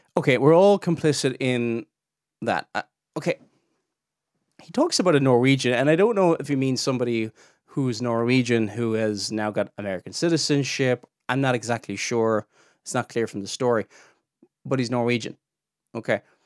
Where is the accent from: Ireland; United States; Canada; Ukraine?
Ireland; I'm Irish